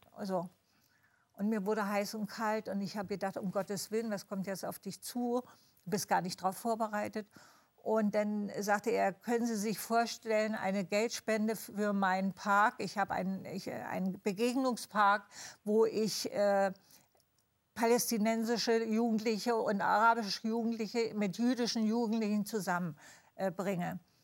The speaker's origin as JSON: {"language": "German", "region": "East Germany", "country": "Germany", "said": "bei uns im Osten"}